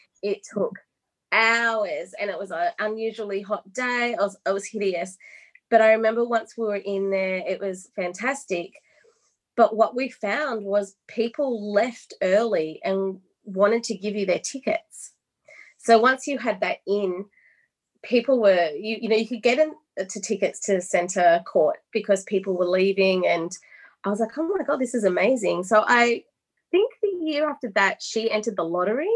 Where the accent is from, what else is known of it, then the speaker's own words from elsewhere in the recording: Australia; moved away as an adult; also born or lived in London; growing up in Australia